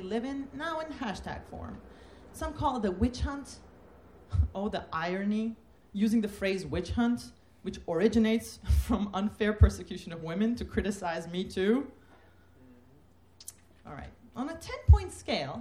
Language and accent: English; Turkey; moved away as an adult; also born or lived in Massachusetts; I'm from Turkey, never met a lesbian or gay person who was out